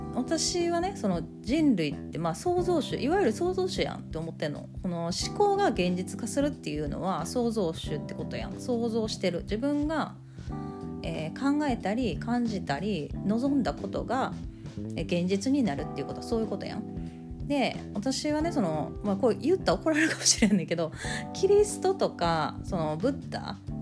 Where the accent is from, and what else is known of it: Kansai, Japan; accent: Kansai dialect